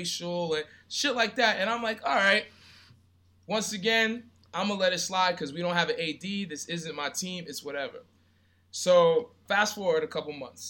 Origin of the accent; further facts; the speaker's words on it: Brentwood, New York, United States; I grew up in Brentwood, Long Island